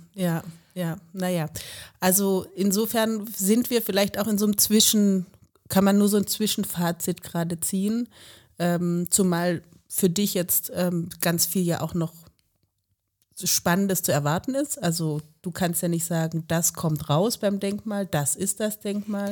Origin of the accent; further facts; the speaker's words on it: Southern Germany, Germany; moved away as an adult; also born or lived in Freiburg; now in Leipzig, Germany; Ich komme ja aus Süddeutschland, also das Süddeutsche Land